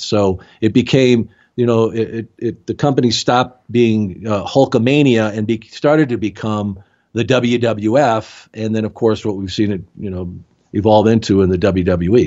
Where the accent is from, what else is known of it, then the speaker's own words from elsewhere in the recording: Tucson, Arizona, United States; I grew up in Tucson, Arizona, where I live now.